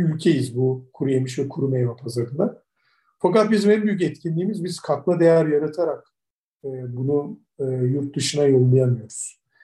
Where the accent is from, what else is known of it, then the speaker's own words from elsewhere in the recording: Turkey; biz de Türkler olarak